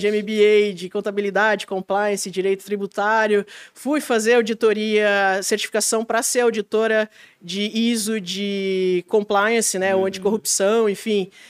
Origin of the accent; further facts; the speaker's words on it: Blumenau, Santa Catarina, Brazil; Eu sou de Blumenau, é. é. Mas o pessoal pega no meu pé que eu, eu atuei 10 anos em São Paulo e 3 em Curitiba